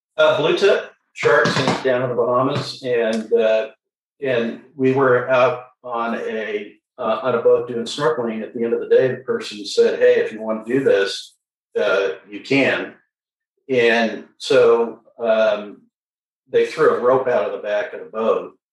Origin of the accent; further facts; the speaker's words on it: San Diego, California, United States; I'm a second generation San Diegan, so born and raised. I was born at Mercy Hospital. Uh, I grew up in Mission Hills